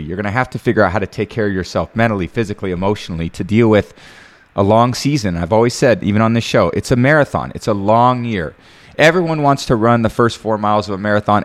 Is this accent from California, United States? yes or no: yes; Bay Area, California, United States; growing up in the Bay Area, watching the Niners